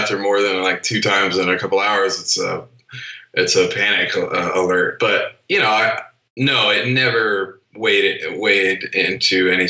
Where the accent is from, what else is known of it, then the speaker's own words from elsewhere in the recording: New Hampshire, United States; moved away as an adult; I grew up in New Hampshire. So this was a world away from home.